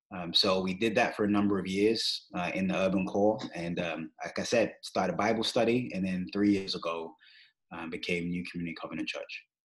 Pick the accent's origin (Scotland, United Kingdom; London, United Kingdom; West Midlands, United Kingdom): London, United Kingdom; moved away as an adult; now in Kansas City, United States; I grew up in London, England.